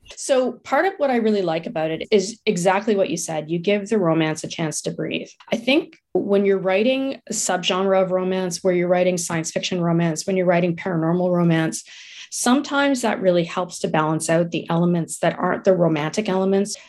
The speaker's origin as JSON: {"language": "English", "town": "Ottawa", "region": "Ontario", "country": "Canada", "tie": "born or raised there", "said": "I grew up in Ottawa"}